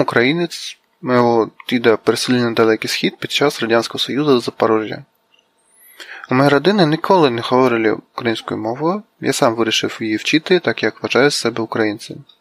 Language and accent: Ukrainian; Vladivostok, Primorsky Krai, Russia; Ukrainian is a second language; я з Росії, живу в місті Владивостоці, працюю програмістом